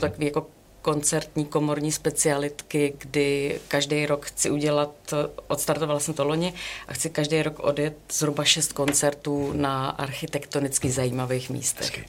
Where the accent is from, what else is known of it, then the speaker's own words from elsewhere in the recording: Brno, South Moravian Region, Czechia; já jsem z Brna